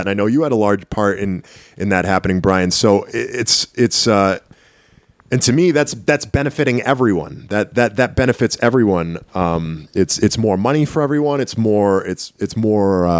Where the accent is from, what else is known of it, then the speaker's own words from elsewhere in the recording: Lowell, Massachusetts, United States; also born or lived in Tyngsborough, Massachusetts; Lowell, Massachusetts, more or less my hometown. I mean, I lived in Tingsboro for so long, which is right on the Lowell border